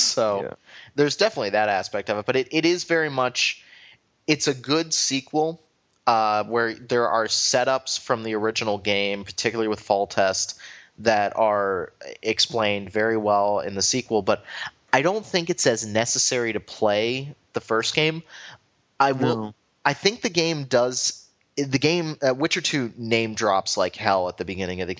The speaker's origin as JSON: {"language": "English", "country": "United States", "said": "as an American"}